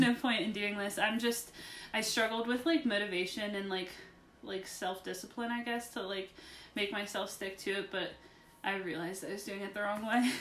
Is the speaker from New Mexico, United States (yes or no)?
no; West Virginia, United States; I'm from West Virginia